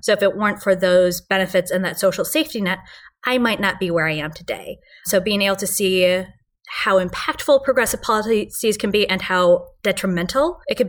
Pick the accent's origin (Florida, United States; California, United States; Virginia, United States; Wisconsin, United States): Wisconsin, United States; When I was growing up, Wisconsin passed a constitutional amendment preventing civil unions and gay marriage, right?